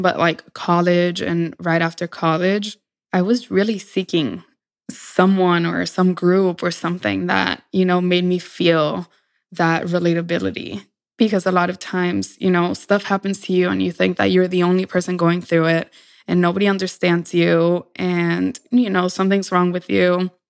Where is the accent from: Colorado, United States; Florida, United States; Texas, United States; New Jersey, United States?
Texas, United States; Laredo; accent: Mexican; moved away as an adult; now in New York City, United States; where I grew up, it's called Laredo